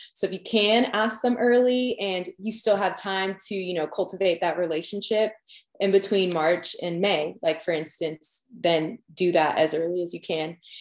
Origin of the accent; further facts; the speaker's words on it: Long Island, New York, United States; moved away as an adult; also born or lived in Georgia; now in Tennessee, United States; I'm originally from Long Island, New York